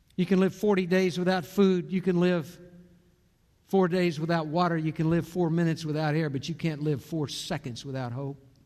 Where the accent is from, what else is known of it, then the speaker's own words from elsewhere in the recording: Corpus Christi, Texas, United States; Marcia and I grew up in Corpus Christi